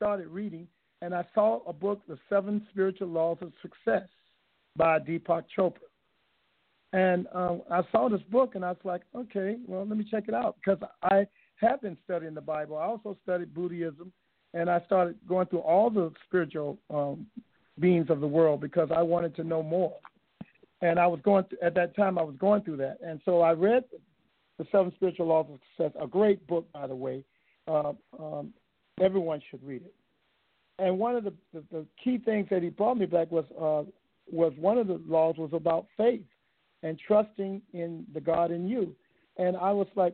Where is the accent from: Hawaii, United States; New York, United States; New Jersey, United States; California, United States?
Hawaii, United States; I'm from Hawaii